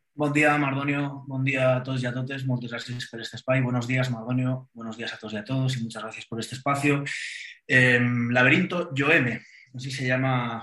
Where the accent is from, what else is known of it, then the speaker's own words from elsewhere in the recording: Valencian Community, Spain; moved away as an adult; now in Mexico; yo haya nacido en el país valenciano